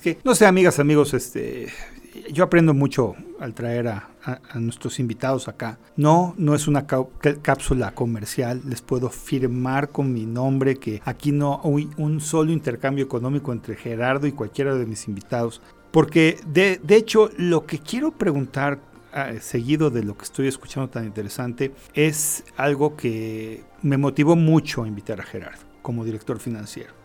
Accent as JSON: {"language": "Spanish", "country": "Mexico", "said": "como mexicanos"}